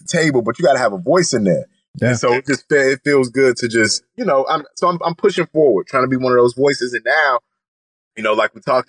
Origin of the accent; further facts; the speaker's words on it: Chicago, Illinois, United States; I grew up in Chicago, born in Chicago, and I'm still trying to reclaim my language